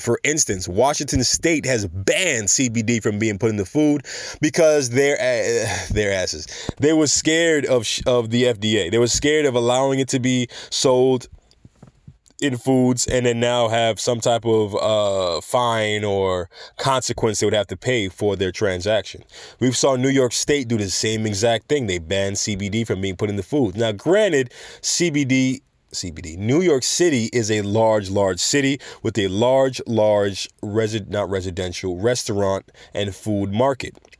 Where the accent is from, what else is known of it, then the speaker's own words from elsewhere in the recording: Jamaica; going to my home country of Jamaica